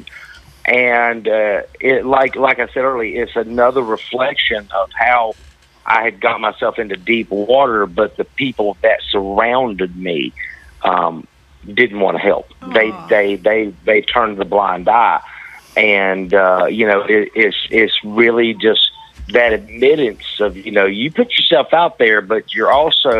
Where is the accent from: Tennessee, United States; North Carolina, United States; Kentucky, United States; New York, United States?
North Carolina, United States; accent: thick Southern drawl; moved away as an adult; also born or lived in Cleveland, Ohio; now in Florida, United States; I'm originally from North Carolina